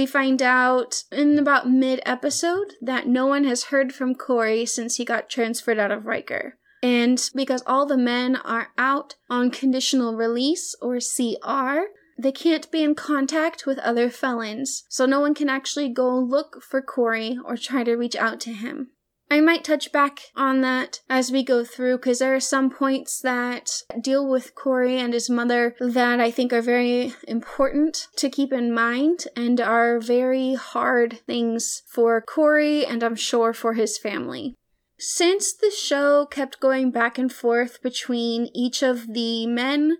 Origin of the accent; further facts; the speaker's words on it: the South, United States; I am from the South